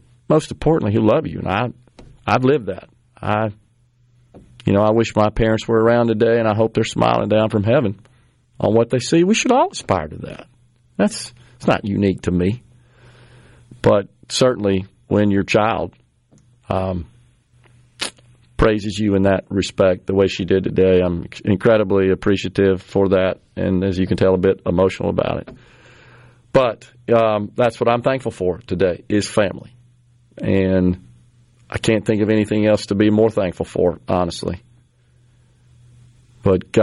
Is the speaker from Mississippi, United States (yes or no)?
yes; Mississippi, United States; my home state